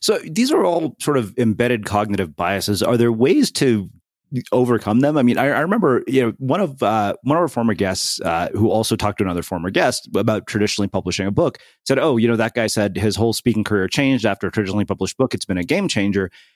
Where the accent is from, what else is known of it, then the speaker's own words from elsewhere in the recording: India; I'm an Indian person